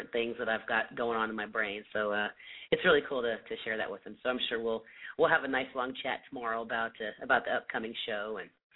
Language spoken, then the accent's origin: English; Indiana, United States; moved away; I'm originally from the Midwest, so my family is all back in Indiana